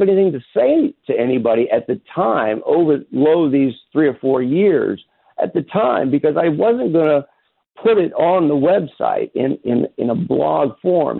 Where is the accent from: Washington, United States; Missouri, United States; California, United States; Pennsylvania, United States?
Missouri, United States; Kansas City; born or raised there